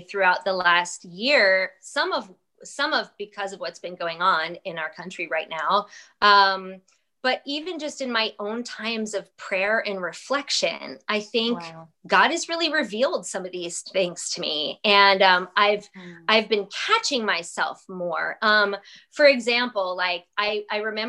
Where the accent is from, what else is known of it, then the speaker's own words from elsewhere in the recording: New York, United States; now in South Carolina, United States; I am a New Yorker.